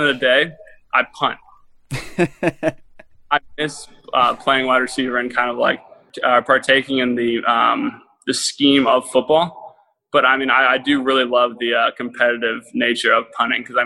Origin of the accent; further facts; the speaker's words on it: Jacksonville, Florida, United States; I'm born and raised in Jacksonville, Florida.